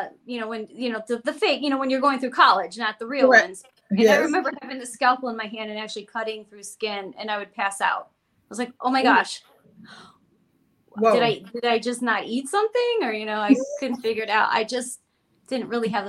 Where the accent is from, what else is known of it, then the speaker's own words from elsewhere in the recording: Cleveland, Ohio, United States; moved away as an adult; growing up in Cleveland